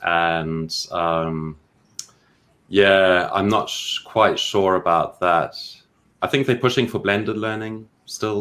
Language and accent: English; Zimbabwe; moved away; also born or lived in China / Thailand / Peru; I come from Zimbabwe and I used to teach music in international schools.